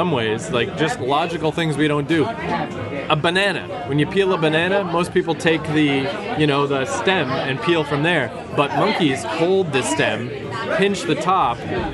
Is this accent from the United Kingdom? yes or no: no; Canada; we're Canadian